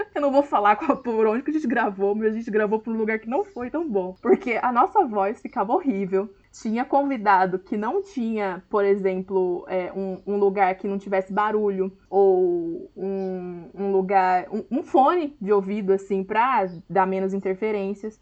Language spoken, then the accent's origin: Portuguese; Hortolândia, São Paulo, Brazil; sou de Hortolândia, São Paulo